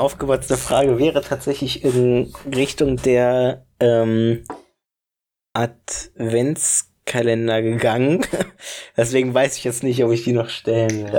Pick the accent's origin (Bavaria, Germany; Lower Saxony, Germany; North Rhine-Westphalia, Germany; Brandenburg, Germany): Brandenburg, Germany; ich komm aus Brandenburg